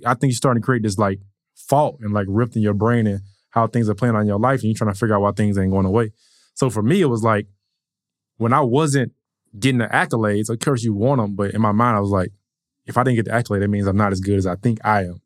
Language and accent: English; Atlanta, Georgia, United States; born and raised in Atlanta, um, went to Mays High School